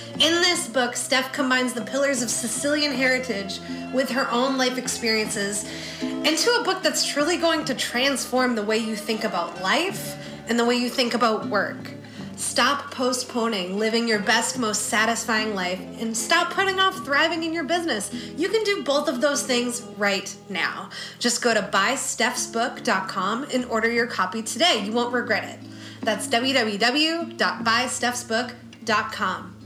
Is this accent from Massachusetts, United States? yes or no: yes; Boston, Massachusetts, United States; moved away as an adult; also born or lived in Atlanta; now that I'm back in Boston